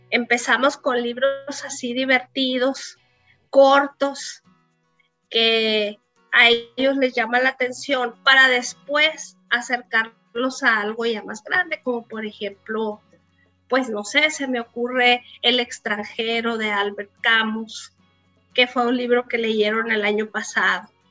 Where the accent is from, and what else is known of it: Cananea, Sonora, Mexico; born or raised there; also born or lived in San Luis Río Colorado